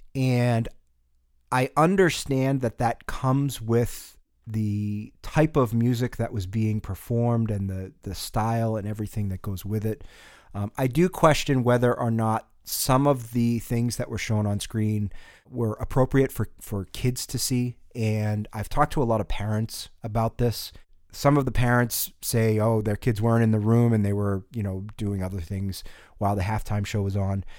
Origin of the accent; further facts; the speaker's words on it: New England, United States; growing up in New England